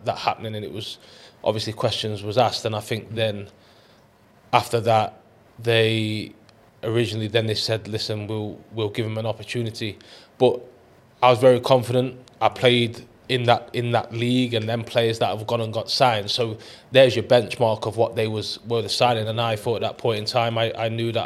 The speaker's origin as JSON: {"language": "English", "town": "Long Eaton", "region": "East Midlands", "country": "United Kingdom", "tie": "born or raised there", "said": "near to where I grew up in Long Eaton"}